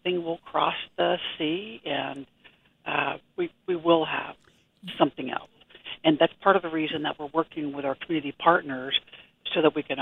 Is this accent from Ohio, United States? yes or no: yes; Ohio, United States; moved away as an adult; also born or lived in Pennsylvania; now in Kansas, United States; born in Pennsylvania, but originally from Ohio, but I've been in Kansas since I was 21, so a long time